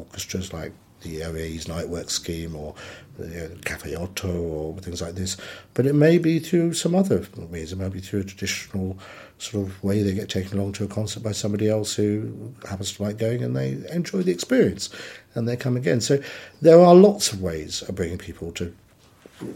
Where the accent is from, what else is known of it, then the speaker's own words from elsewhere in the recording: West Cornwall, South West England, United Kingdom; I grew up in West Cornwall